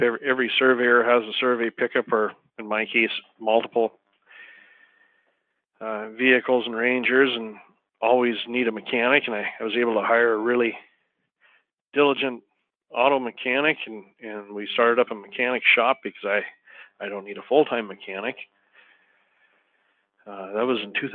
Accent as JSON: {"language": "English", "town": "Choteau", "region": "Montana", "country": "United States", "tie": "born or raised there", "also_born_or_lived": "Jackson, Wyoming", "said": "I was born and raised in a small town called Shoto, Montana"}